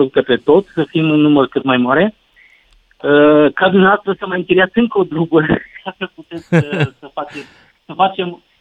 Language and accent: Romanian; Romania; suntem mândri că suntem români